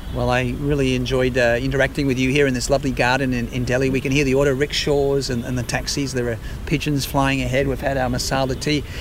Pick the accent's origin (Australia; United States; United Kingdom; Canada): Australia; moved away; also born or lived in West London; as an Australian